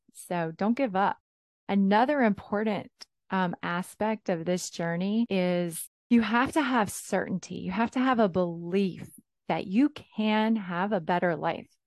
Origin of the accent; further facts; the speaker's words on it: South Carolina, United States; I was born and raised in South Carolina